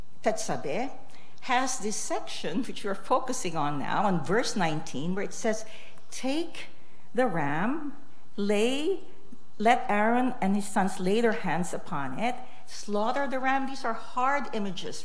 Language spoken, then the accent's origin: English; Philippines; also born or lived in Detroit, United States; So I grew up in the Philippines. I was born in Detroit.